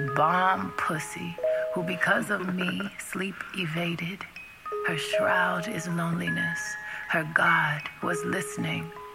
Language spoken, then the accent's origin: English; Oakland, California, United States; I grew up in Oakland, in the east part of California